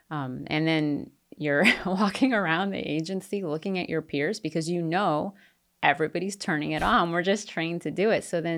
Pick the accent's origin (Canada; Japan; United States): Japan; And, I grew up in Japan, so it's not like a completely foreign place to me.